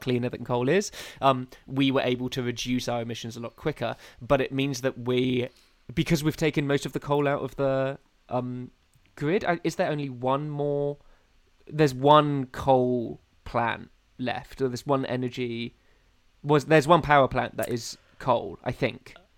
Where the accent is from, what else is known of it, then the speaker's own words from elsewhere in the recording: United Kingdom; I quite like being British. Oh, yeah. I'm quite pr- proud of being um, from this soggy island